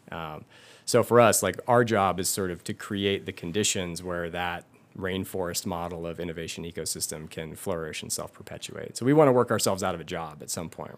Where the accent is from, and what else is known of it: Livermore, California, United States; born or raised there